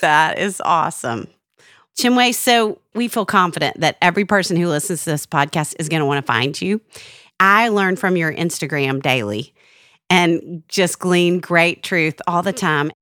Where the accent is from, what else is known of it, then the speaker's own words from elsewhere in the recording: Little Rock, Arkansas, United States; I'm from Little Rock, Arkansas, and I went to Central High School for a year